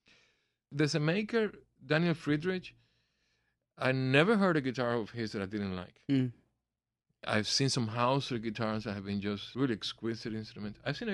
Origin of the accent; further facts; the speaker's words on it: Cuba; also born or lived in Miami / New Jersey; now in United States; Remember, we came from Cuba without a cent. So when my family decided to move from Miami up north to New Jersey, this man obviously wanted his guitar back